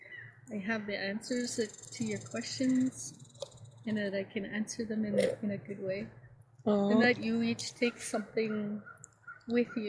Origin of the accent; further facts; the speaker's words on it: Maskwacis, Alberta, Canada; also born or lived in Siksika Nation, southern Alberta; I was born and raised for the first part of my life in southern Alberta, and then I was relocated. I was moved to Muscogees when I was about 9 or 10 years old